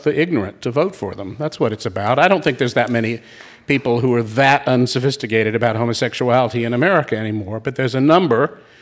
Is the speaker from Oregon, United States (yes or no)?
no; Raleigh, North Carolina, United States; moved away; Raleigh, North Carolina, my hometown